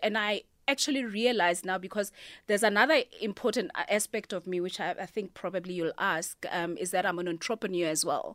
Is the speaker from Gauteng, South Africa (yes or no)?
yes; Pretoria, Gauteng, South Africa; also born or lived in Cape Town; now in Johannesburg, South Africa; I'm originally from Mamelodi